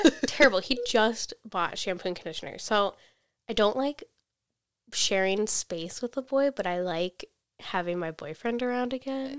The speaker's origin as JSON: {"language": "English", "country": "United States"}